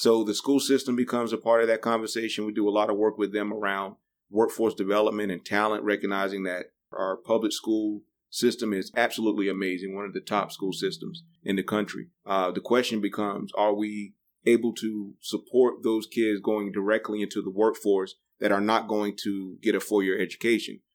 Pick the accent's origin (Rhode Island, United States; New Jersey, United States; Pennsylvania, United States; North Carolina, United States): North Carolina, United States; New Bern; also born or lived in Raleigh; I'm from New Bern, l- little small rural community